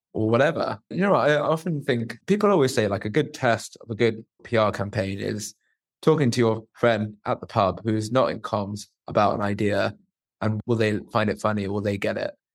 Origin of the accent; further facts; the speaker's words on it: Luton, East of England, United Kingdom; I'm a guy that's born and bred in Luton